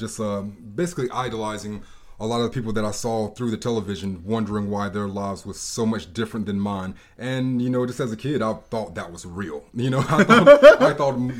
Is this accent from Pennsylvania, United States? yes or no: no; Charlotte, North Carolina, United States; I grew up in Charlotte. I grew up here.